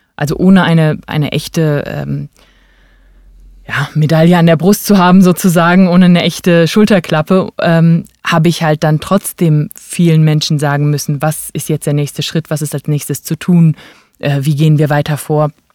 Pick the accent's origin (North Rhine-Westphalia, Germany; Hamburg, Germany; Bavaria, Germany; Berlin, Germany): Berlin, Germany; Ich bin Berlinerin, genau. Ähm, meine Eltern sind nach dem Abitur nach Berlin gezogen, haben dort studiert. Ähm, und äh, ja, dann sind sowohl ich als auch meine beiden Geschwister in Berlin geboren